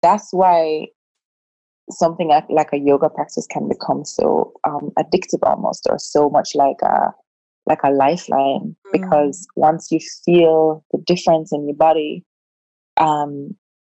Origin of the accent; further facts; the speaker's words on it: Jamaica; being a Jamaican